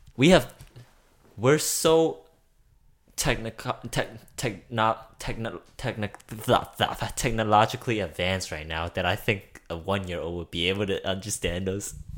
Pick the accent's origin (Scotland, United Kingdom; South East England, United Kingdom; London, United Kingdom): London, United Kingdom; I'm from, I'm British. I grew up in in, in London. West London, to be exact